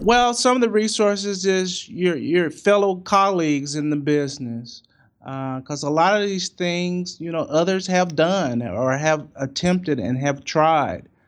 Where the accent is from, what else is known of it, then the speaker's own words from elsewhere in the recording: St. Louis, Missouri, United States; I'm from Saint Louis